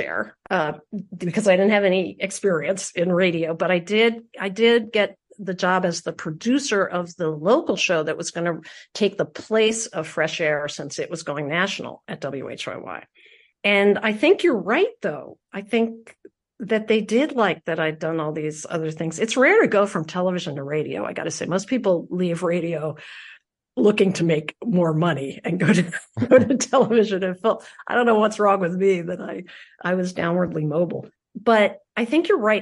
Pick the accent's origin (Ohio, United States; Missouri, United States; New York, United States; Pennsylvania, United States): Pennsylvania, United States; Philadelphia; I am from Philadelphia